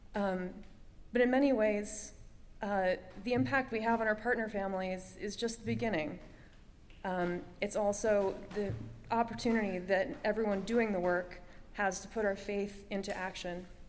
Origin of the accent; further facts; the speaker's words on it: Bridgewater, United States; I'm from Bridgewater, uh, and I currently teach scenic construction at NYU